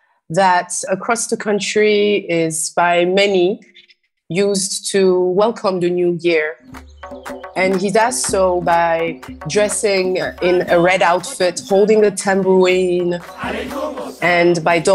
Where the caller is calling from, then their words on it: Freetown, Western Area, Sierra Leone; And I'm joining you from Freetown in Sierra Leone, West Africa.